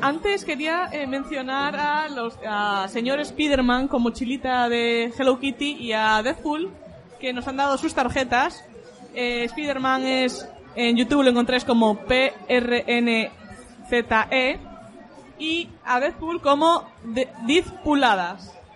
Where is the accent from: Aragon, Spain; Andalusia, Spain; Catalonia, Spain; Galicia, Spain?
Galicia, Spain; accent: Galician; tener acento gallego porque soy de Galicia